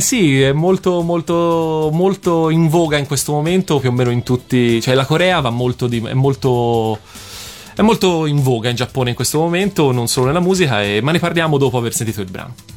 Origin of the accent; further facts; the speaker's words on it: Florence, Tuscany, Italy; da buon fiorentino